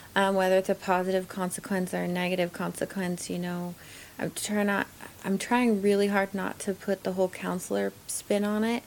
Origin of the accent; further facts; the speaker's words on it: Oregon coast, United States; also born or lived in Alaska / Portland, Oregon; I am um, born and raised in Alaska or on the Oregon coast primarily.